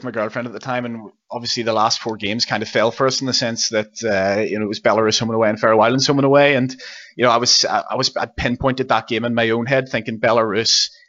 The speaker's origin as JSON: {"language": "English", "region": "Northern Ireland", "country": "United Kingdom", "said": "kind of as as, as Northern Irish football fans."}